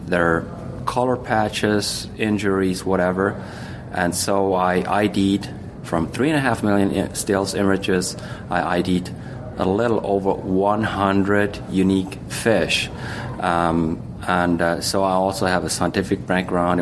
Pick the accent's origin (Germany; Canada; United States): Germany; I'm from Germany